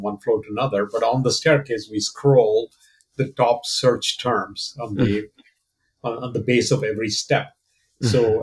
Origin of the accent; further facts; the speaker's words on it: Kerala, India; moved away as an adult; also born or lived in Tiruchirappalli, India / Kolkata, India; now in United States; I was born and raised in India. I'm originally from the southern Indian state of Kerala, which is where my family is from